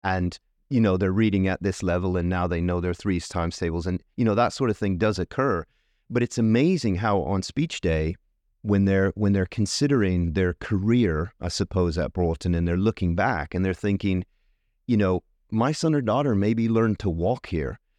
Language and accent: English; Tucson, Arizona, United States; moved away as an adult; also born or lived in Northampton, United Kingdom; now in United Kingdom; I'm from Tucson, Arizona, in the U S. I've lived here twenty-three years